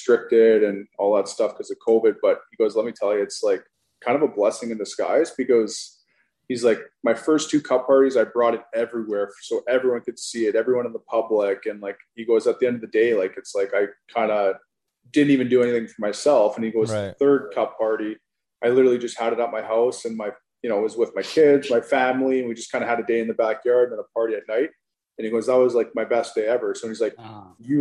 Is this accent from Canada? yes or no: yes; Canada; also born or lived in Saskatoon; being from Canada